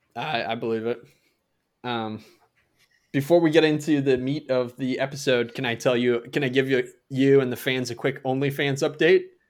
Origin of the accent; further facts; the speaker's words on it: Ramsey, Minnesota, United States; moved away; also born or lived in Elk River, Minnesota; I actually grew up in a little town outside of that little town